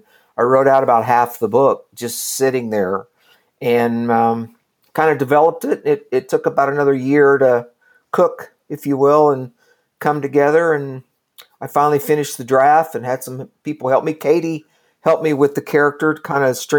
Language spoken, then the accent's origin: English; Kingfisher, Oklahoma, United States; I grew up kind of in rural Oklahoma, a little town called Kingfisher